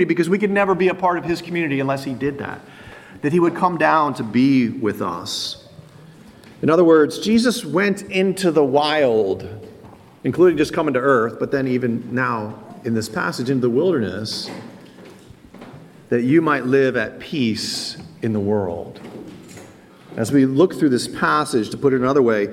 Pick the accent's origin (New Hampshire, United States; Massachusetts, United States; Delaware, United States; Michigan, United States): Delaware, United States; Wilmington; now in Philadelphia, United States; I grew up in Wilmington, Delaware